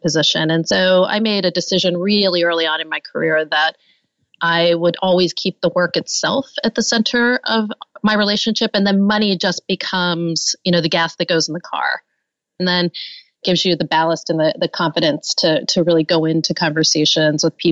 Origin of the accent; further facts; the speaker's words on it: Pittsburgh, Pennsylvania, United States; I grew up in Pittsburgh and had really never been out of Pittsburgh except maybe one time